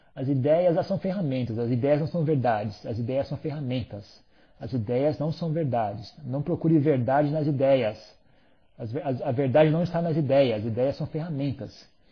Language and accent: Portuguese; São Paulo, Brazil; moved away as an adult; eu sou brasileiro, eu nunca viajei no Brasil, eu sou uma topeira, eu só vivi em São Paulo minha vida inteira